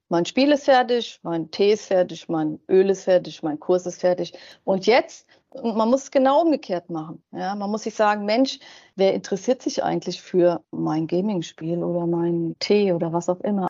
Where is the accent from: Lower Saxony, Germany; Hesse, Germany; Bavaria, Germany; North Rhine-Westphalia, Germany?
Hesse, Germany; Wiesbaden; now in Mainz, Germany; ich bin ja aus Wiesbaden und ich wohne in Mainz und ich will ja auch gar nicht mehr weg